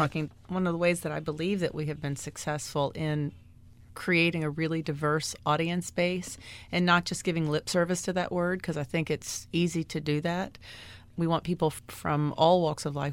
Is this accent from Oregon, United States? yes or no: no; Washington, District of Columbia, United States; also born or lived in New York City; now in Miami, United States; I grew up in Washington, D C